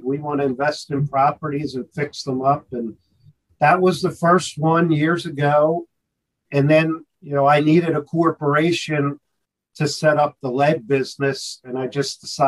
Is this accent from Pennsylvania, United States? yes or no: yes; Philadelphia, Pennsylvania, United States; also born or lived in Texas; I am from the Philadelphia area, born and raised. I spent about 6 years in Texas